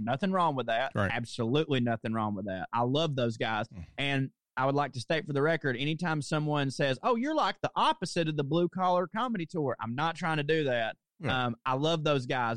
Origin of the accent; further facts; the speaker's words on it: the South, United States; moved away; also born or lived in New York; what do people mostly expect of me as being a Southerner